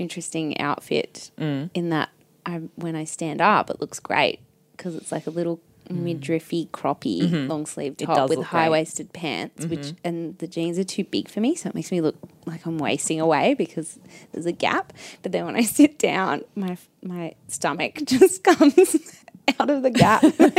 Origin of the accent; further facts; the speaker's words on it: Newcastle, New South Wales, Australia; I'm from Newcastle.